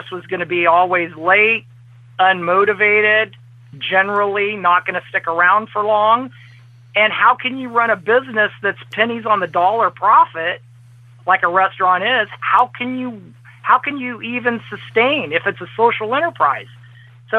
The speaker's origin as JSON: {"language": "English", "region": "Central Valley of California", "country": "United States", "tie": "born or raised there", "moved": "yes", "lives_now": "Lexington, United States", "said": "I grew up in the Central Valley of California"}